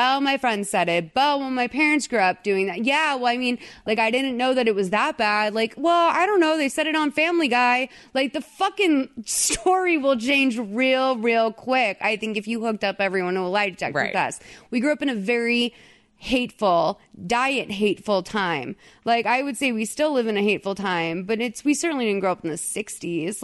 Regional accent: Boston, Massachusetts, United States; I'm from Boston

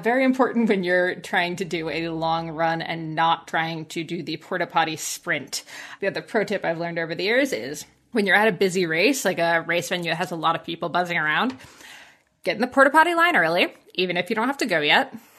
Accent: New Jersey, United States; moved away as an adult; now in Collingwood, Canada; But I grew up in very farmland New Jersey, so about as far from the Jersey Shore as you can get

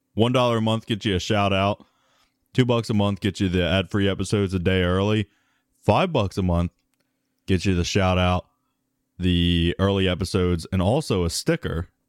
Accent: United States; we're American

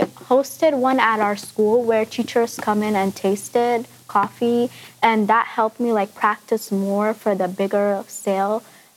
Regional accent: Lansing, Michigan, United States; I'm from Lansing, Michigan.

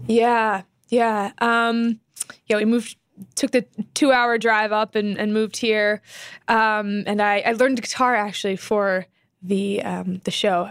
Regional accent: Temecula, California, United States; I was born in Temecula, California, which is about two hours out of L

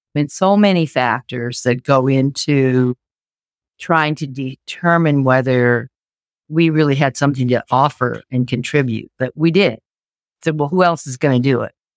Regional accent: Seattle, Washington, United States; I think I'm one of those rare natives. I was born in Seattle and part of a Japanese American family. Went to school, grade school, high school

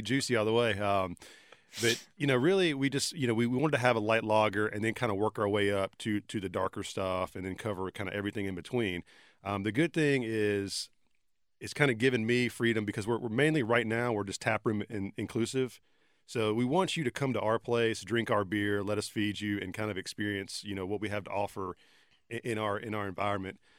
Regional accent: Sanford, North Carolina, United States; in my hometown

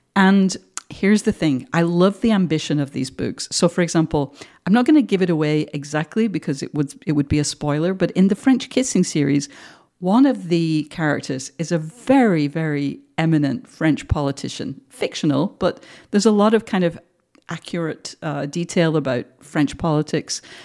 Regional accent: Manchester, North West England, United Kingdom; moved away as an adult; now in United States; I'm from the North, and you know, I grew up in a very working class home

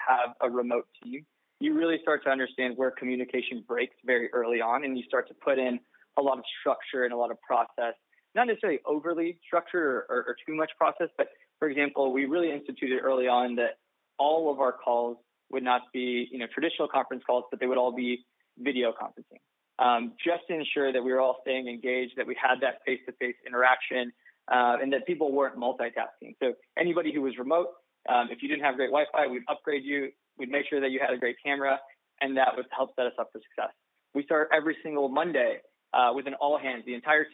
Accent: Southern California, United States; I'm from Southern California

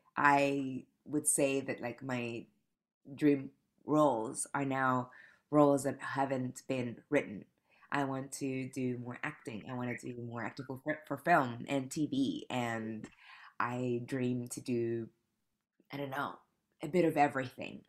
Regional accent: Panama; moved away as an adult; now in New York City, United States; I moved to New York City eight years ago from Panama. I'm from Panama.

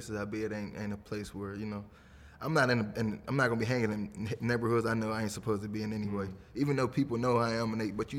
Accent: Pittsburgh, Pennsylvania, United States; a city where I was born and raised

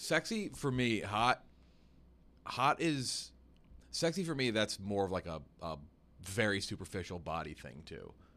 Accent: the South, United States; I am a Southerner

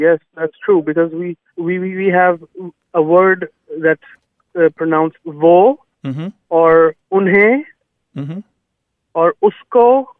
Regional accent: Pakistan; first language Urdu; English is a second language; moved away as an adult; now in Houston, United States; I'm from Pakistan.

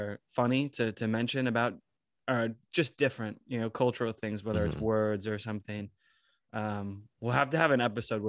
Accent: New York, United States; as Americans it's like speedy, everything's speedy, we come from New York too

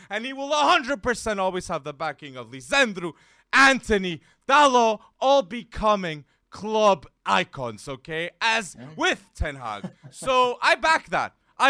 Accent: Lisbon, Portugal; my hometown team here in Lisbon

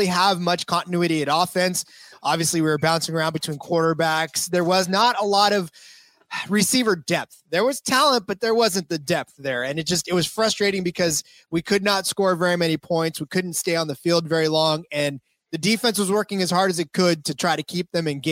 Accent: California, United States; also born or lived in Stockton, California; I'm American as it gets. Yeah, I was born and raised here

